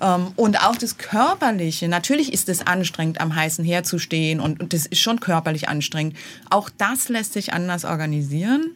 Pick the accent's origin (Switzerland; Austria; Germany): Germany; Berlin; also born or lived in Lake Constance, Bavaria; ich bin in West-Berlin aufgewachsen